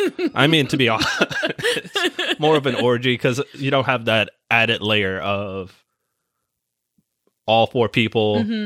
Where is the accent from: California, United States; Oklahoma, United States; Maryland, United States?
California, United States; moved away; Originally from Cali.